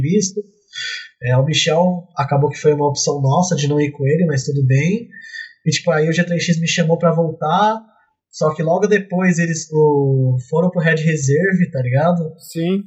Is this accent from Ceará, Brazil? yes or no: no; São Paulo, Brazil; moved away as an adult; now in Poland; Eu sou de São Paulo